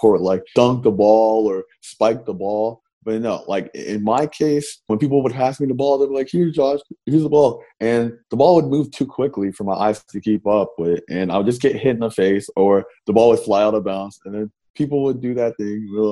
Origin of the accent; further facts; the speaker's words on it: Lawrenceville, Georgia, United States; I'm originally from Lawrenceville, Georgia.